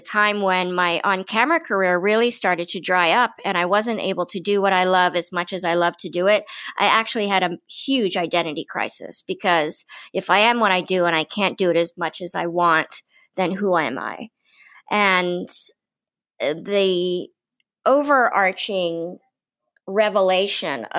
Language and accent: English; Washington, District of Columbia, United States; I'm from Washington, D.C.